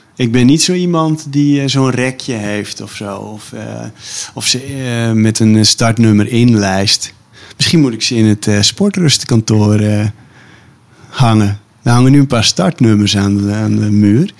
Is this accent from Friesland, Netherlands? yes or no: yes; Stiens, Friesland, Netherlands; moved away; ik heb als kind in Stiens gewoond